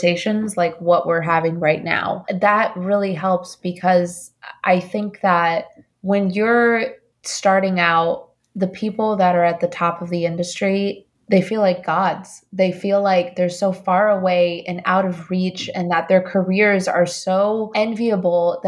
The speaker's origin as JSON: {"language": "English", "country": "Colombia", "also_born_or_lived": "Indiana / New York", "moved": "yes", "lives_now": "United States", "said": "I'm an immigrant from Colombia."}